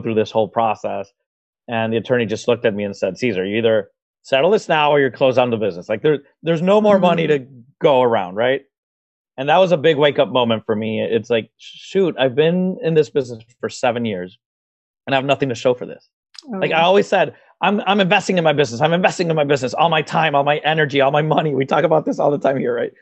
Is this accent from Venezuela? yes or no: yes; Venezuela; moved away as an adult; now in Miami, United States; I'm originally from Venezuela in South America, and I graduated as a process engineer there